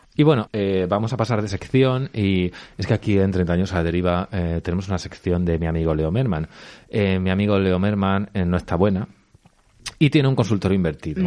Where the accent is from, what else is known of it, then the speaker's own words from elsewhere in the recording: Albacete, Castilla-La Mancha, Spain; yo soy de Albacete, Miguelitos de la Roda